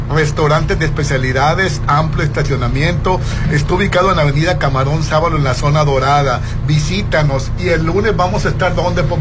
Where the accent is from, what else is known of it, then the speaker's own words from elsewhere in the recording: Mexico; y los mexicanos no salimos.